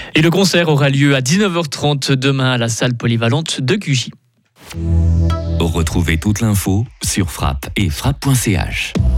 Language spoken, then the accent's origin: French; Switzerland; chez nous, en Suisse